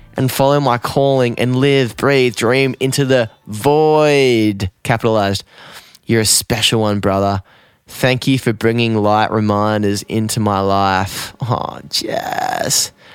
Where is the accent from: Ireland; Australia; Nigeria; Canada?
Australia; Newcastle, New South Wales; now in Byron Bay, Australia; I grew up in Newey